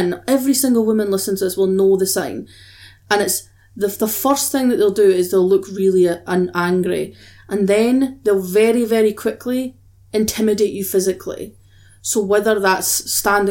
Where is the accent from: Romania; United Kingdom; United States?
United Kingdom; Scotland; I'm Scottish.